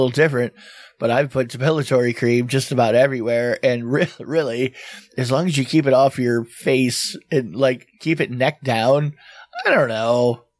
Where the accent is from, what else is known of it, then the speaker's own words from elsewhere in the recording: Florida, United States; I grew up in Florida.